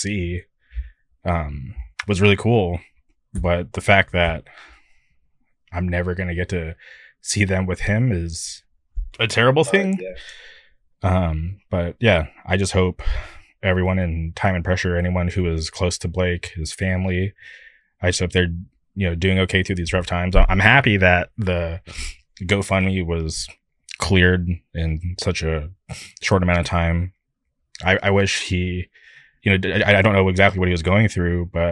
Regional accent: California, United States; I'm from California

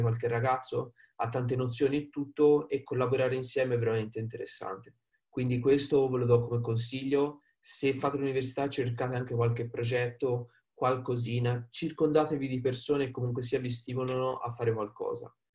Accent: Prato, Tuscany, Italy; accent: Tuscan; vengo da Prato. Prato, diciamo, vicino Firenze, quindi Toscana, come magari avrete sentito dall'accento

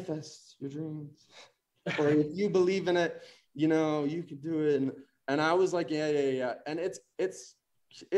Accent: Arizona, United States; moved away as an adult; also born or lived in Chicago; I was about to go to U of A because I grew up in Arizona.

